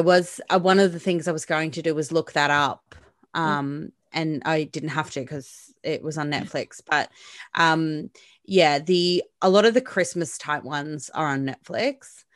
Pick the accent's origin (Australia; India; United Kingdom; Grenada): Australia; I'm Australian.